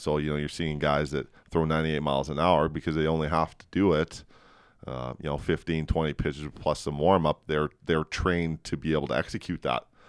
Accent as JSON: {"language": "English", "area": "Edmonton and Calgary", "region": "Alberta", "country": "Canada", "tie": "born or raised there", "said": "I grew up in Edmonton and Calgary"}